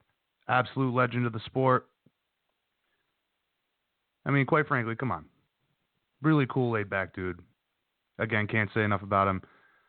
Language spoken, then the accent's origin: English; Hawaii, United States; as a Hawaiian, I know that everybody, you know, from the Hawaiian nation, they all appreciate a guy rising to the top like that.